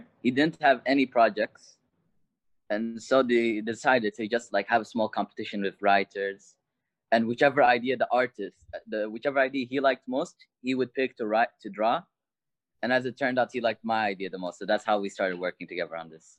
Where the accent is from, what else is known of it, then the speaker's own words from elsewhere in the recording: Kuwait; Oh, I'm Kuwaiti.